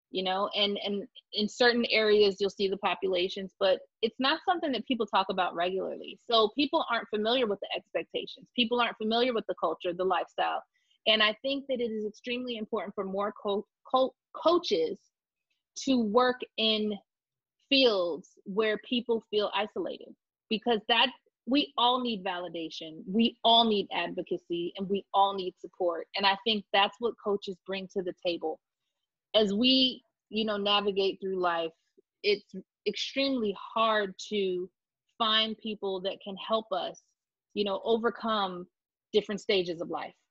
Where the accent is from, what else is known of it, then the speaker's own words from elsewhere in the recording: Florida, United States; I came from South Florida and there's a lot of Jewish, you know, people in South Florida.